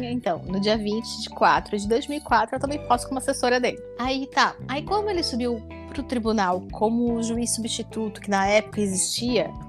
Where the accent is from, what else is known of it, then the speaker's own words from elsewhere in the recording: Tubarão, Santa Catarina, Brazil; moved away as an adult; also born or lived in Florianópolis; final de 2003, eu, eu me mudei em agosto para fazer ESMESC. Eu queria ser juíza. Tá, antes tu, tu tava onde? Eu, eu sou de Tubarão, Santa